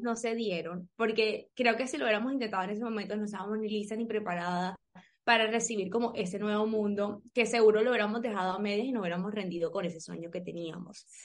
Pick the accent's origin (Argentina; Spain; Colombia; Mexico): Colombia; somos colombianas